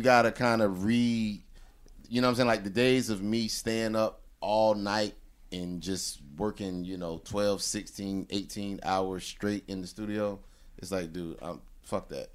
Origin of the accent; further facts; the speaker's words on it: the South, United States; I'm from the South